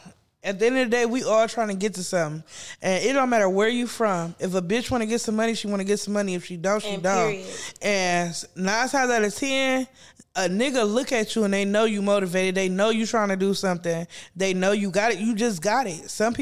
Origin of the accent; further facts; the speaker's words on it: East Cleveland, Ohio, United States; But I grew up in East Cleveland around that area.